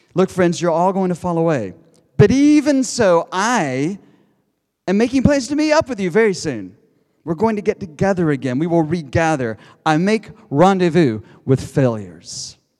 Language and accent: English; United States; accent: American; moved away as an adult; also born or lived in Durham, United Kingdom; now in Cambridge, United Kingdom; You can tell by my accent. There are all these Americans around Cambridge. I'm one of them